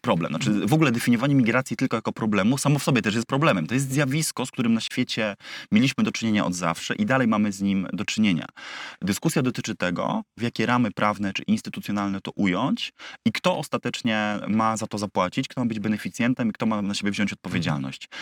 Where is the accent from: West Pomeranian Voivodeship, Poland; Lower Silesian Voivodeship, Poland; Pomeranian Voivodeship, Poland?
Lower Silesian Voivodeship, Poland; Wrocław; ja jestem z, wiesz, z Wrocławia